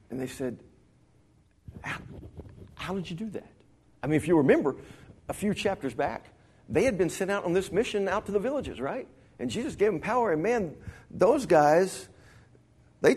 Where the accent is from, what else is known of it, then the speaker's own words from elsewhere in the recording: Dimmitt, Texas, United States; I grew up in Dimmitt, Texas, up in the panhandle